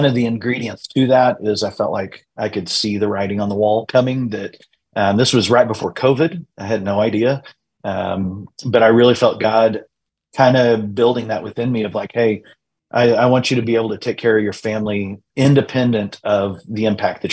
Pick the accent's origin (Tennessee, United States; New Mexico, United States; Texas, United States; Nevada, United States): New Mexico, United States; Eastern Plains; I grew up in the Eastern Plains in New Mexico.